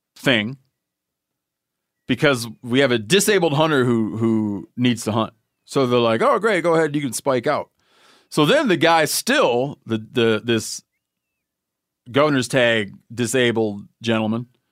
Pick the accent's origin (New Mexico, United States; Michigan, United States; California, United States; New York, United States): Michigan, United States; my home state of Michigan